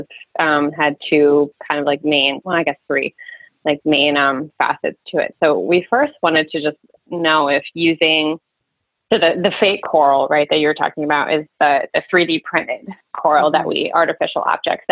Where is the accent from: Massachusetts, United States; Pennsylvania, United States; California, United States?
Pennsylvania, United States; Reading; moved away as an adult; also born or lived in Lewes, Delaware; now in Vicksburg, United States; I am originally from Reading, Pennsylvania area.